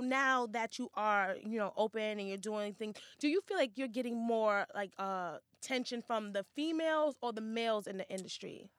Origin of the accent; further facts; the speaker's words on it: New York, United States; I'm from Hell's Kitchen